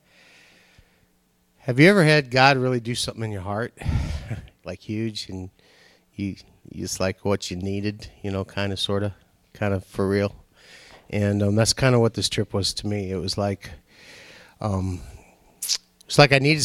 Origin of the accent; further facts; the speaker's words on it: Nigeria; now in United States; I was born in Nigeria